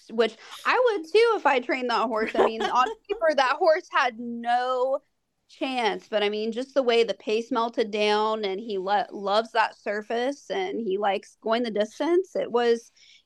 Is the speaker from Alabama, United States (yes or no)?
no; Ohio, United States; growing up in Ohio